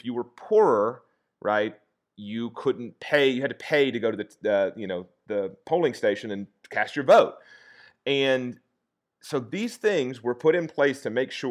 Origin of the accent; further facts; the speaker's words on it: the South, United States; I'm a Southerner